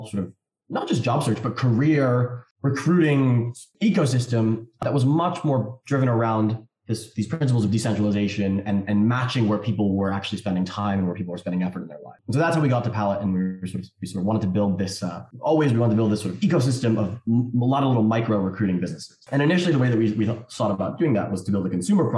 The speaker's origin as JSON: {"language": "English", "town": "New York City", "region": "New York", "country": "United States", "tie": "born or raised there", "said": "I grew up in New York City"}